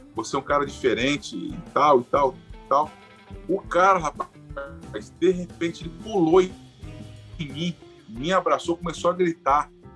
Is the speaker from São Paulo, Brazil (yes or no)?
no; Itaperuna, Rio de Janeiro, Brazil; eu sou carioca, nasci no Rio, mas sou itaperunense de coração. Vivi minha vida uhum. toda aqui